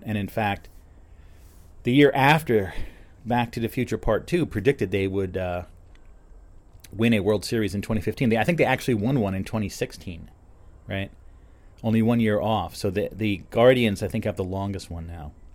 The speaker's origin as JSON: {"language": "English", "town": "Bridgewater", "region": "New Jersey", "country": "United States", "tie": "born or raised there", "said": "I grew up in Bridgewater"}